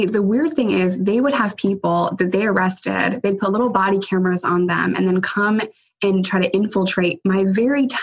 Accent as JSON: {"language": "English", "region": "New York", "country": "United States", "said": "I'm a New Yorker"}